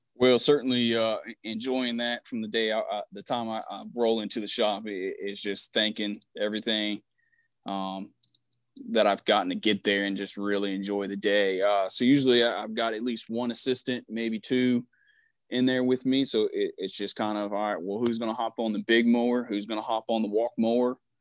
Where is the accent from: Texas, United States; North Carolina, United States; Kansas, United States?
North Carolina, United States; Vanceboro; moved away as an adult; now in Birmingham, United States; I'm from Vanceboro, North Carolina